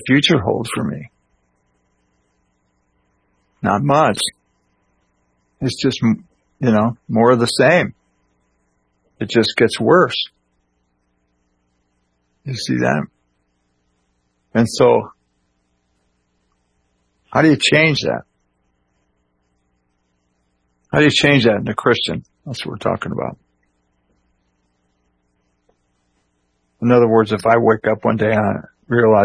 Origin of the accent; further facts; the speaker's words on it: Illinois, United States; when I was a kid growing up in Illinois